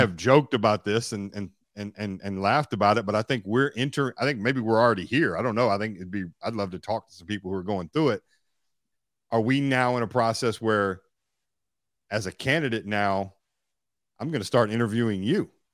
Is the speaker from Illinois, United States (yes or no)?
no; Bowling Green, Kentucky, United States; my hometown called Western Kentucky University